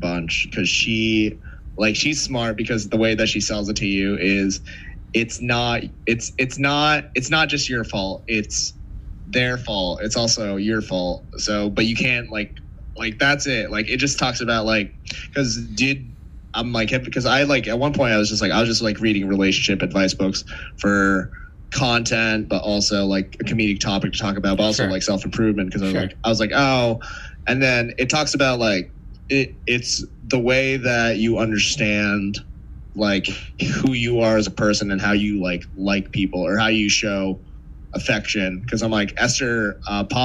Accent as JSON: {"language": "English", "region": "New England", "country": "United States", "moved": "yes", "lives_now": "New York City, United States", "said": "I'm also from New England"}